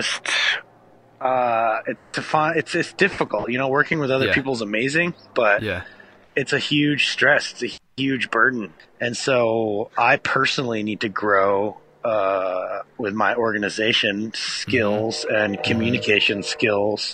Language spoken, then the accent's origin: English; Bellingham, Washington, United States; here I am back in my hometown